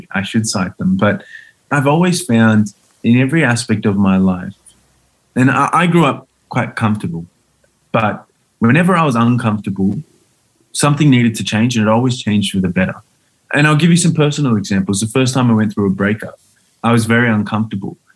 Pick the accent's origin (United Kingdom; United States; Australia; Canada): Australia; my childhood in Australia